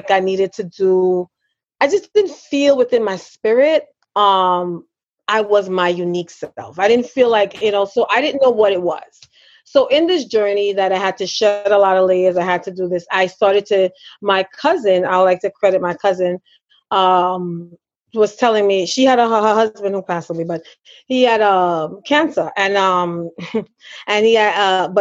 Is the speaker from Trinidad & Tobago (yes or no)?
yes; Trinidad & Tobago; I am a Trinidadian